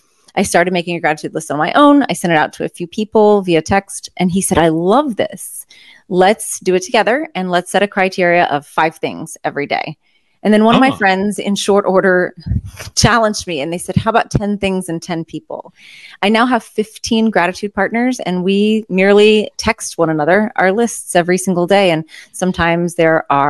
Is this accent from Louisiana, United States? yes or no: yes; Louisiana, United States; I'm from Louisiana